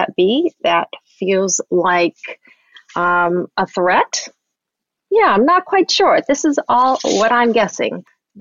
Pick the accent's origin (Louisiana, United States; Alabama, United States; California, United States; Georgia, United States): California, United States; Southern; I grew up in Southern California